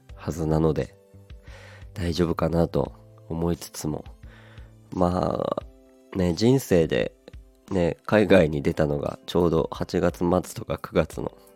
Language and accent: Japanese; Aomori, Japan; 青森なので僕の出身が